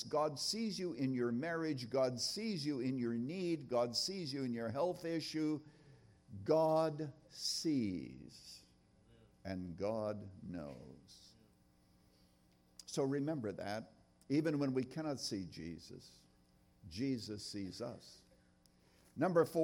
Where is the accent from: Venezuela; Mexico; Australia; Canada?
Canada; I was brought up in Canada in a little town, actually born on a farm. out there in Canada